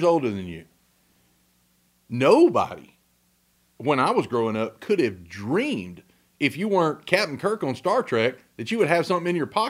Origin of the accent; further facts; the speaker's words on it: Huntsville, Texas, United States; also born or lived in Navasota, Texas / Trinity County, Texas; I'm from a small town. I was born in Navasota. Yeah. Navasota. So... Born in Navasota and, you know, was as a little boy, we lived in Huntsville, which was a big, big town to me when I was growing up